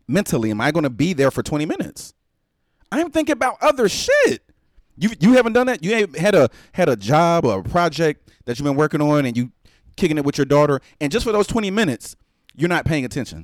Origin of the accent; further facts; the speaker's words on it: Texas, United States; I'm from the South, Texas